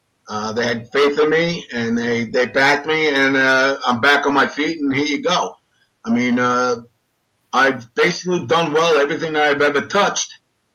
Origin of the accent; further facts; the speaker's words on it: Daytona Beach, Florida, United States; I love Daytona Beach. We grew up in Daytona.